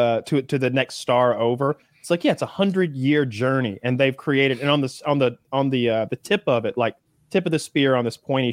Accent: Georgia, United States; Growing up in the South, everyone's religious. I think people maybe who aren't from here would be shocked when they saw the churches.

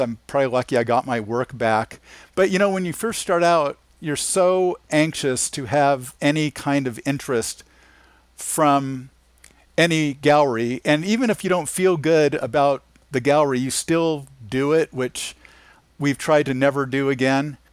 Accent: Anaheim, California, United States; I grew up in Anaheim, California

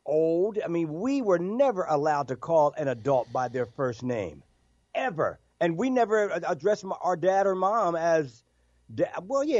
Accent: New Jersey, United States; moved away; I grew up in Jersey

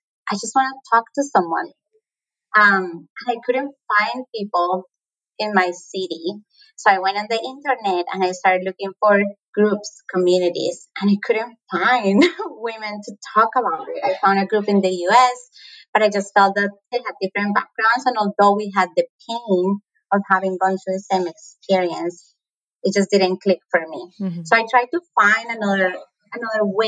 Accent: Colombia; accent: Latin American; moved away as an adult; now in United States; my accent is Latin American. I'm from Colombia, born and raised.

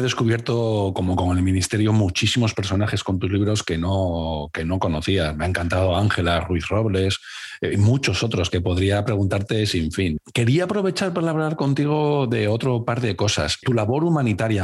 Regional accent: Cáceres, Extremadura, Spain; now in Valladolid, Spain; vivo en Valladolid, pero soy de Cáceres

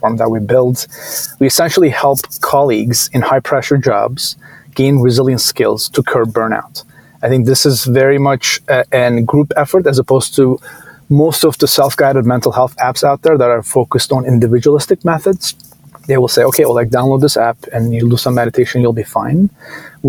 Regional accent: Istanbul, Turkey; moved away as an adult; now in United States; I grew up in Istanbul, originally from Turkey, and came here to US for college

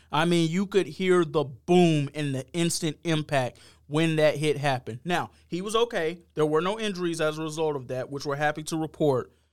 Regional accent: Covington, Georgia, United States; moved away as an adult; also born or lived in Savannah, Georgia; now in Sarasota, United States; I'm from Georgia. I'm from Covington, Georgia.

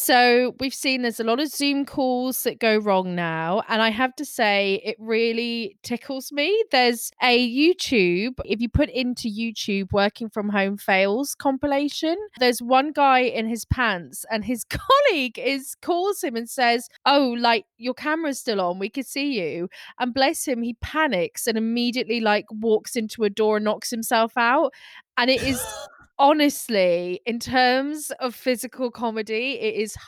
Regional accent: Scotland, United Kingdom; I'm Scottish

